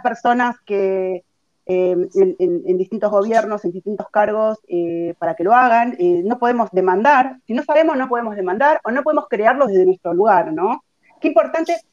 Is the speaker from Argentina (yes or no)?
yes; Argentina; nuestro país una cultura contra el desarrollo